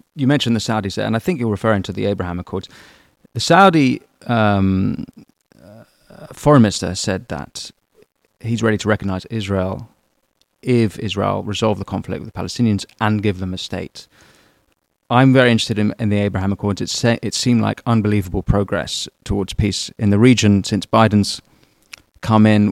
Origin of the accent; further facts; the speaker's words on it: London, United Kingdom; as a Londoner like me